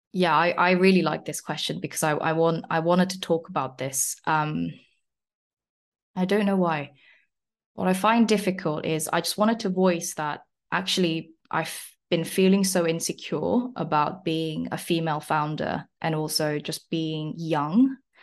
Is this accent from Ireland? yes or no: no; South Korea; now in London, United Kingdom; I'm originally from South Korea. Uh, I came to England, like, eleven years ago now